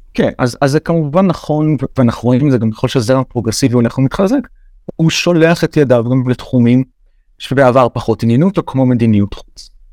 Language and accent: Hebrew; Israel; אני ישראלי גאה